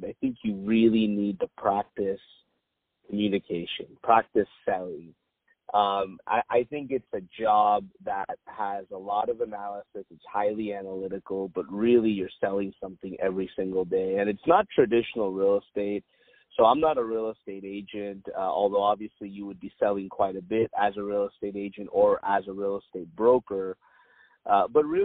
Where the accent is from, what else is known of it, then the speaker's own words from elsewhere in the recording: Irvine, California, United States; also born or lived in Compton, California; grew up here, Irvine, California. Was actually born in Compton.